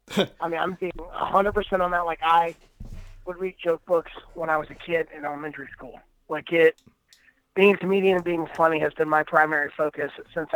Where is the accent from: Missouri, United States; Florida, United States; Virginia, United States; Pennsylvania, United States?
Florida, United States; Tallahassee; moved away as an adult; now in Los Angeles, United States; I live in Los Angeles right now. I grew up in Florida, spent about 29 years there, and then I moved to L.A. about 4 years ago.